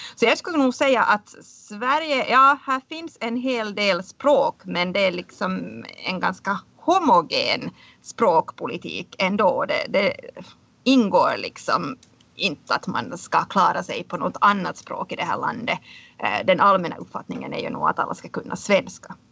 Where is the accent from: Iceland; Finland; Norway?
Finland; moved away as an adult; now in Stockholm, Sweden; som finlandssvensk har man också rätt att, att få till exempel finskundervisning